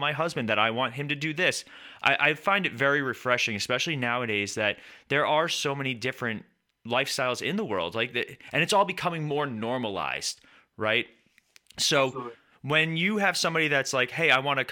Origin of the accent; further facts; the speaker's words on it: New York, United States; I grew up in New York with an Italian family and a Swedish and Norwegian family